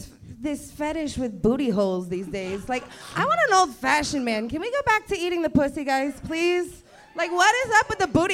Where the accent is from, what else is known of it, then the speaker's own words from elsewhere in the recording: Brooklyn, New York, United States; I'm from Brooklyn. We just do things differently there.